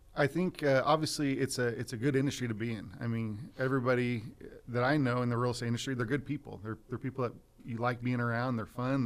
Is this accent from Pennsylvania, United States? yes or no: no; Visalia, California, United States; also born or lived in Fresno, California; I was born and raised in Visalia